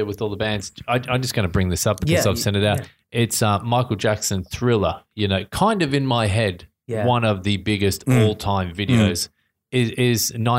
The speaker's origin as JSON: {"language": "English", "country": "Australia", "tie": "born or raised there", "said": "growing up in Australia."}